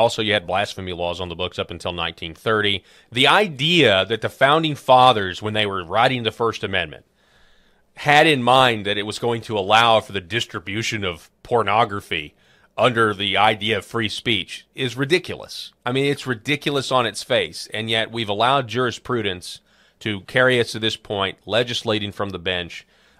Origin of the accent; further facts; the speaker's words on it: Arkansas, United States; my home state of Arkansas